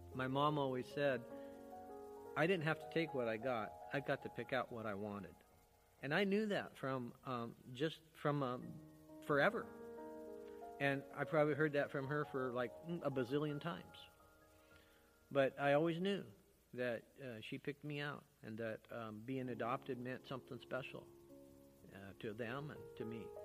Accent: Bickleton, Washington, United States; also born or lived in Seattle, Washington; I was born in Seattle, but I was transported at a week old on Thanksgiving Day, as a matter of fact, to Bickleton, Washington

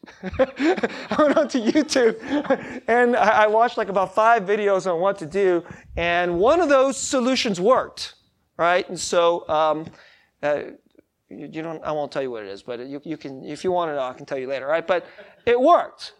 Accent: United States; I'm American

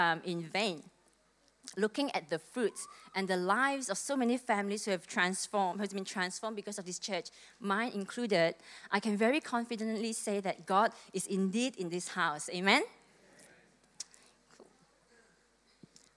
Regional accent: Malaysia; moved away as an adult; now in Melbourne, Australia; I came to Melbourne from Malaysia when I was 18. Back in 1995, I came here to study.

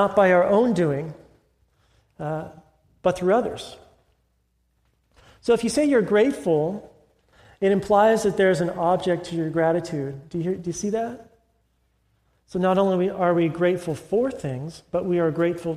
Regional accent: California, United States; moved away; I'm from California

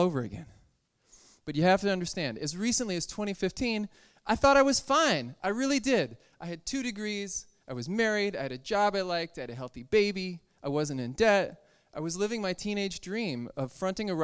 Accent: Connecticut, United States; the Episcopal Church in my hometown in Connecticut

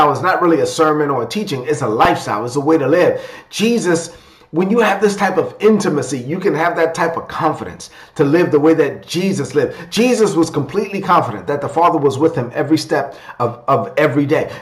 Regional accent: New York City, New York, United States; I was raised in East New York, Brooklyn. I'm of Dominican and a child of immigrants from the Dominican Republic. So I'm a Dominican kid from Brooklyn.

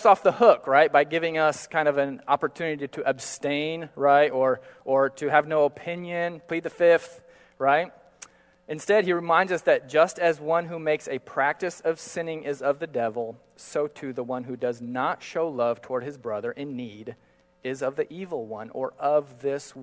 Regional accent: Manaus, Amazonas, Brazil; I grew up in Brazil and often walking the streets of Manaus

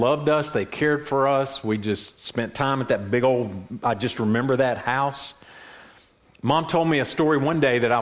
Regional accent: Boone, North Carolina, United States; I was raised in Boone. I was born and raised there

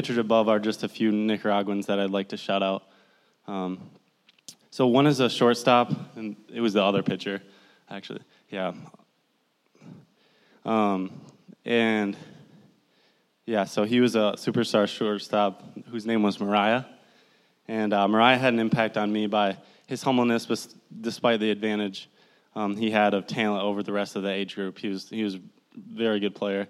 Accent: Midland, Michigan, United States; I'm from Midland, Michigan, right down the road. I went to Bullet Creek High School.

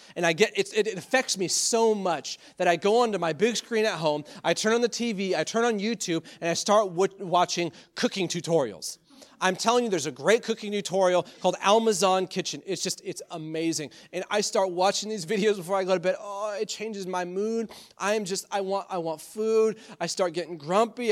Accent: United States; as American Christians

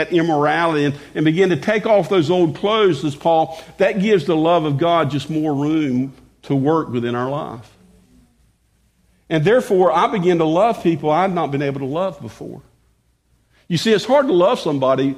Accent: the South, United States; I grew up in the South

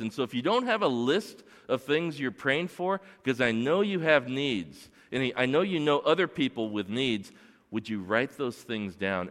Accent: Torrance, California, United States; I grew up here in Torrance, and I went to Edison Elementary and Magruder Middle School and North High School. I grew up in North Torrance.

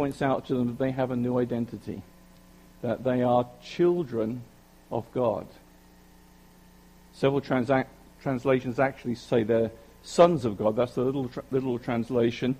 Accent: United Kingdom; accent: British; now in South Jersey, United States; you know that I'm British

